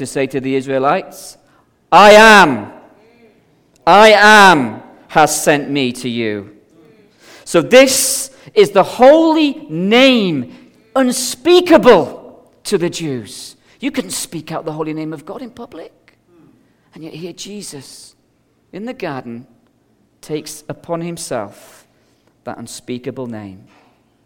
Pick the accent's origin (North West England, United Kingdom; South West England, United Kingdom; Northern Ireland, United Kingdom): Northern Ireland, United Kingdom; Belfast; now in Scotland, United Kingdom; I grew up as a child in the streets of Belfast in the 70s